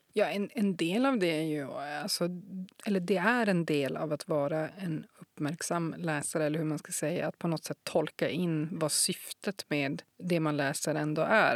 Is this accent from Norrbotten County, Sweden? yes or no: yes; Kiruna, Norrbotten County, Sweden; jag är född i Kiruna